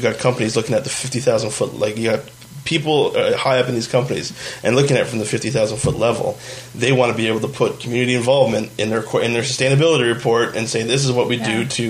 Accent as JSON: {"language": "English", "town": "Fort McMurray", "region": "Alberta", "country": "Canada", "tie": "born or raised there", "said": "I grew up in Fort McMurray."}